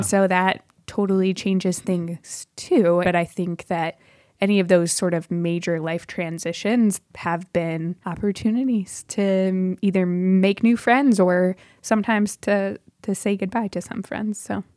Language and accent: English; Michigan, United States; moved away as an adult; also born or lived in Chicagoland; now in Chicago, United States; I grew up in Michigan primarily and moved down to Chicagoland for university